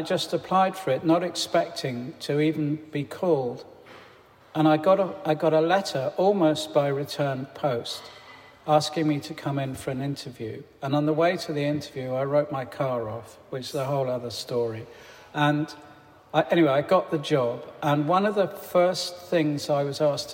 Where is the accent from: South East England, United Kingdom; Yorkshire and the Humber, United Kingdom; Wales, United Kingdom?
South East England, United Kingdom; Farnham Common; when I was growing up in Farnham Common